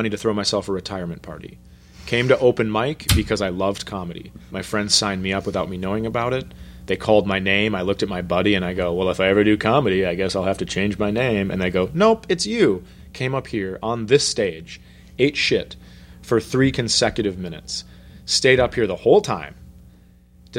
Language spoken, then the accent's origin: English; United States; also born or lived in Fergus Falls, Minnesota; I'm from America